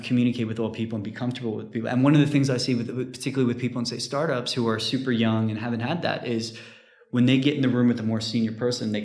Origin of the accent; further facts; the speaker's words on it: New York, United States; moved away as an adult; also born or lived in Texas / Japan / Spain / United Kingdom; now in London, United Kingdom; I'm from New York, but I went to uni in Texas